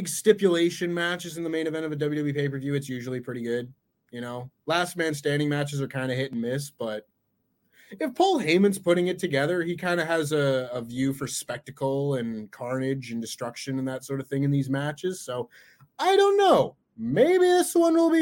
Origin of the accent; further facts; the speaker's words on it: Canada; as a Canadian